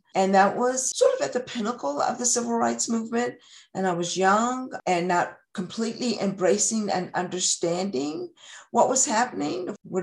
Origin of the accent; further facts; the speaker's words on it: Christiansburg, Virginia, United States; also born or lived in Roanoke, Virginia / Wythe County, Virginia / Front Royal, Virginia; I was born and raised here in Montgomery County. I was born in Christiansburg, Virginia, and I've lived here the majority of my life.